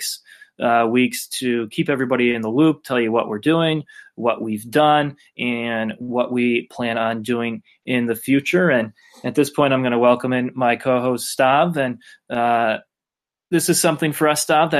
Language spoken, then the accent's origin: English; Connecticut, United States; I'm from Connecticut in New England from the moment I was born, been traveling around the region.